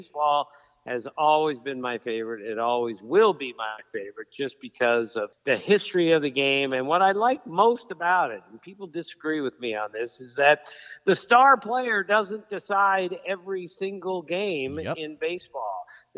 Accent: Washington, District of Columbia, United States; when I grew up in Washington, D.C., being a Senators fan

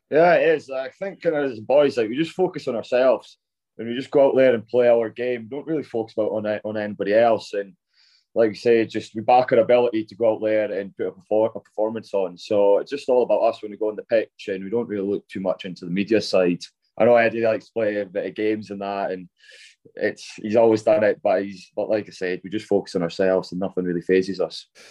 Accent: Scotland, United Kingdom; growing up as a Scottish boy

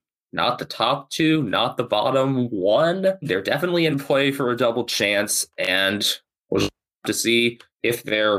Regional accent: United States; But Port reminds me, just as an American sports fan and as a San Jose Sharks fan in terms of hockey, they remind me of those late 2000s Sharks

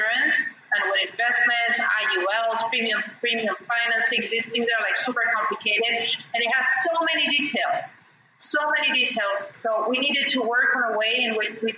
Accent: Argentina; English is a second language; moved away as an adult; now in Brazil; I'm half British and half Argentinian. I was born and raised in Argentina, but my family's British

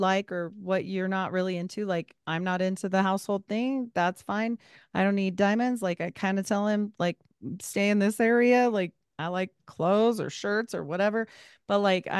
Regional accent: Utah, United States; We have six kids because I'm from Utah and I was a Mormon

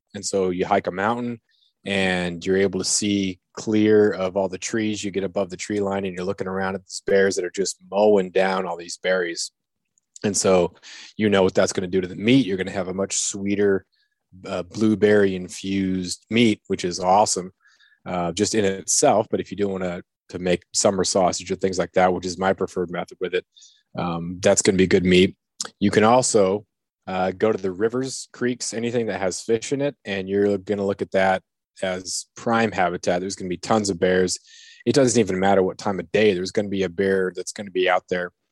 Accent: Prince of Wales Island, southeast Alaska, United States; also born or lived in Arizona / California / Ketchikan, Alaska; I grew up on Prince of Wales Island, which is in southeast Alaska

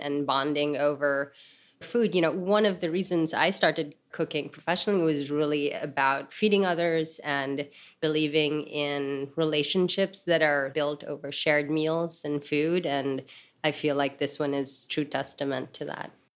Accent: Manila, Metro Manila, Philippines; moved away; I grew up in Manila

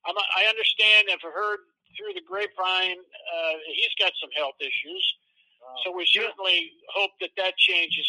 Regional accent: Central New York, United States; moved away; I grew up in Central New York, and I went back for high school reunion here this last fall

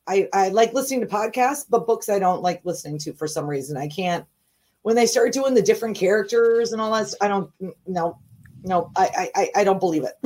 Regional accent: Minnesota, United States; also born or lived in St. Paul, Minnesota / Virginia; I was born in St. Paul, but when I was a kid, my dad worked for the government. So we moved to Washington, D.C. So I lived in Virginia until I was like 7. And then we moved back to Minnesota.

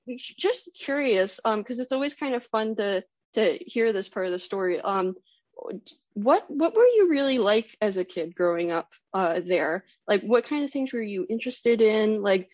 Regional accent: Pennsylvania, United States; moved away; I grew up in Pennsylvania

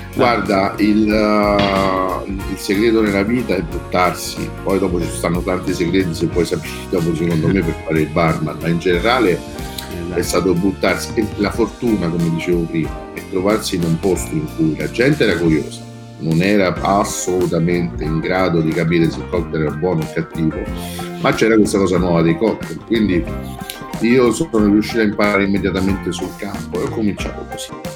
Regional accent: Rome, Lazio, Italy; also born or lived in Midleton, Cork, Ireland; Io vengo da San Giovanni, insomma, uno di San Giovanni di Roma, un quartiere in cui ci stava un cortile

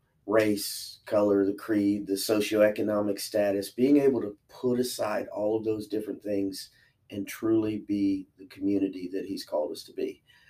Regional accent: Chillicothe, United States; Born and raised in Chillicothe, graduated from Uniota in 1988.

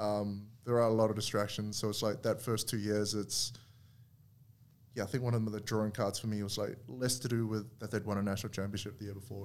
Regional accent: New Zealand; moved away as an adult; growing up in New Zealand

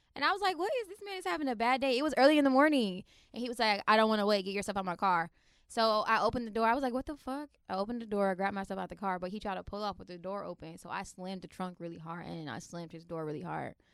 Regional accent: Florida, United States; accent: Florida; now in Washington, D.C., United States; I was born in D C and I was raised in Florida, and I moved back to D C

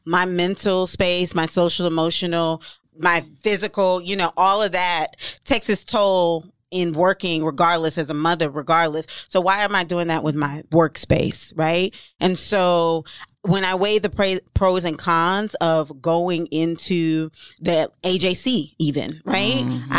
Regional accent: Jamaica; And I'm Jamaican, so my mouth get real left

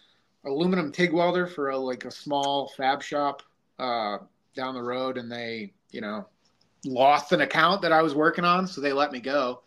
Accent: Parkman, Ohio, United States; a job opened up here. It was in my hometown, so I applied, got the job, moved back

